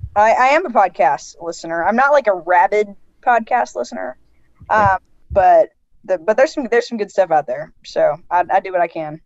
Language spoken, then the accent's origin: English; Seattle, Washington, United States; moved away; I'm from the Pacific Northwest, and so I'm from the Seattle area, and yeah. born and raised